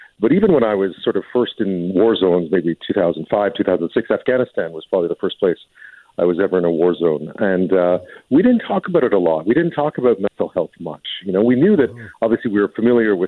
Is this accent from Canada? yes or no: yes; Montreal, Quebec, Canada; I grew up in Montreal.